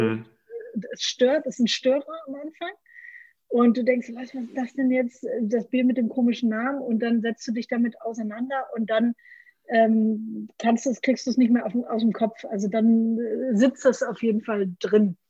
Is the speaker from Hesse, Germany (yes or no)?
no; Franconia, Bavaria, Germany; Ich komme aus Franken